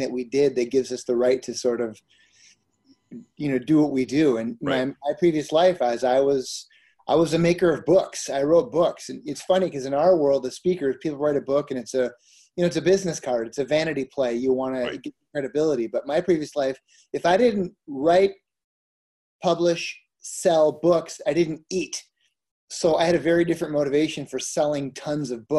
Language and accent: English; Minnesota, United States; I grew up in Minnesota